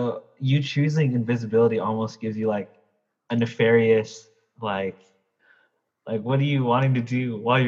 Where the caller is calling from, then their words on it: Southern California, United States; So I'm calling from Southern California, La Molinda area.